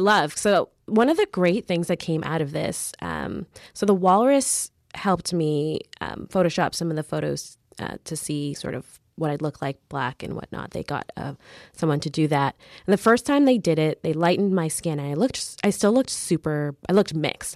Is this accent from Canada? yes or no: yes; Mississauga, Ontario, Canada; also born or lived in Caribbean; I grew up in the suburbs of Mississauga